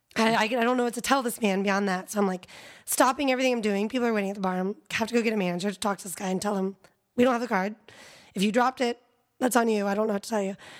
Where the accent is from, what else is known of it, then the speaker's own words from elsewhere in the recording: South Carolina, United States; moved away as an adult; now in Austin, United States; I grew up in South Carolina and I started college there